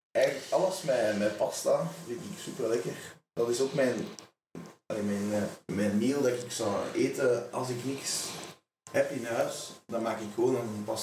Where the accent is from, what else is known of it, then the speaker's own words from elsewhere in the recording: Asse, Flanders, Belgium; also born or lived in Meise / Laken / Wemmel; Ik kom uit Assen. Ik ben hier niet geboren, maar ik woon hier wel al heel mijn leven. Ik woon nog bij mijn ouders.